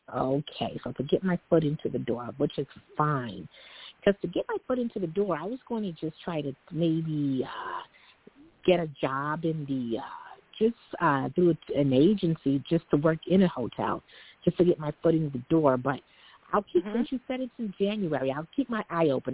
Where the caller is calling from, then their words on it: New York City, New York, United States; I'm calling from New York City.